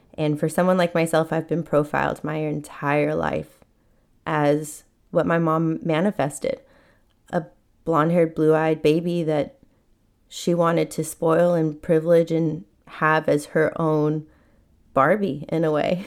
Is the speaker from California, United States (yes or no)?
yes; San Diego, California, United States; I was born in San Diego, and we grew up in a very modest, humble, simple life